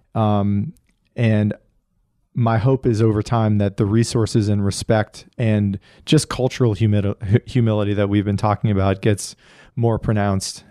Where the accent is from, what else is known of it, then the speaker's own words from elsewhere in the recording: Northeast, United States; I grew up in the Northeast